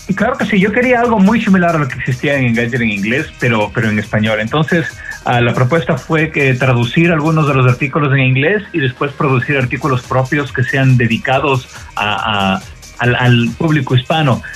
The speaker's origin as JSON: {"language": "Spanish", "country": "Ecuador", "tie": "born or raised there", "moved": "as an adult", "lives_now": "United States", "said": "yo soy originario de Ecuador, me mudé a, Estados Unidos hace ya como 18 años, una cosa así. Ah, vine a estudiar la universidad acá."}